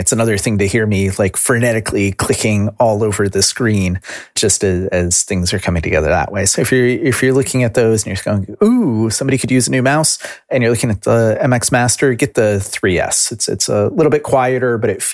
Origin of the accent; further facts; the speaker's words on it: United States; as an American